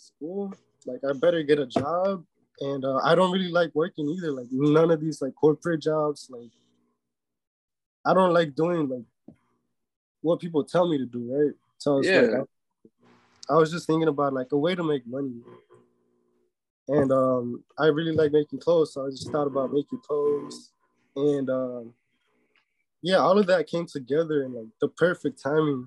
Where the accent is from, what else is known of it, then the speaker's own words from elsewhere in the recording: Chicago, Illinois, United States; also born or lived in Mexico; I was born in Chicago, and I've lived my whole life here except for like a year when I went to Mexico, because that's where I'm from. That's where my parents are from.